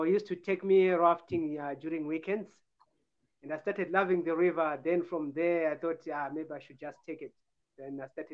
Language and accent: English; Chisuma, near Victoria Falls, Matabeleland North, Zimbabwe; also born or lived in Hwange area; I was born in Wange area in a village called Mbija in Jambezi. Then I grew up in a place called Chisuma. That's where the rafting guys take out. Did my primary education there, then moved to Victoria Falls